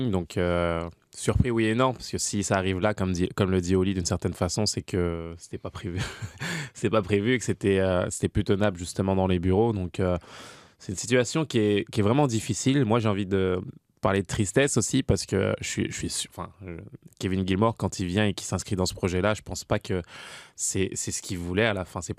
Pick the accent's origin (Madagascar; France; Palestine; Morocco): France; now in Montreal, Canada; je suis arrivé de France moi en 2011